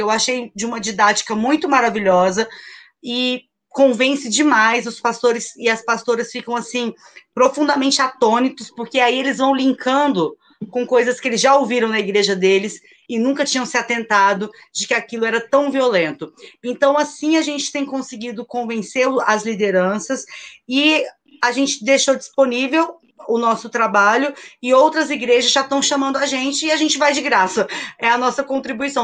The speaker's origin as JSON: {"language": "Portuguese", "region": "Rio de Janeiro", "country": "Brazil", "said": "eu sou favelada, sou da favela do Sapo, na zona oeste do Rio"}